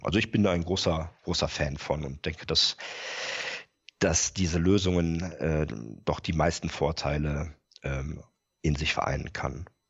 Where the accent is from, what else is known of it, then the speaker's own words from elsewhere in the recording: Rhineland, Germany; moved away as an adult; also born or lived in Bremen area; now in Bremen, Germany; bin äh, gebürtiger Rheinländer